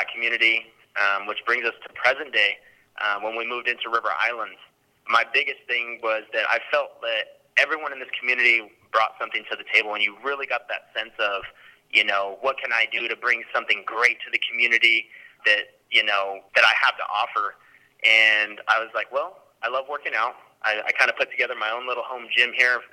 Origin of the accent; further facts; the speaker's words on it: Stockton, California, United States; I grew up in Stockton, California